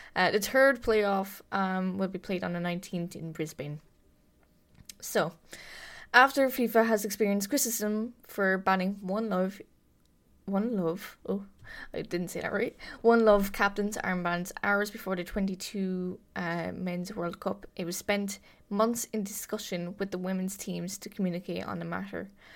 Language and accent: English; Ireland; my home country, the Republic of Ireland